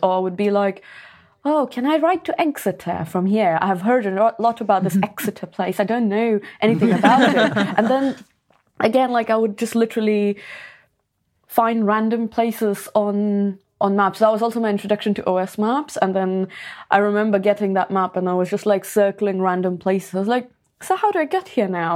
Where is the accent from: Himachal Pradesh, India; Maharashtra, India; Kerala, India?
Maharashtra, India; Pune; I used to play football back in my hometown. So I was in this club called Pune F C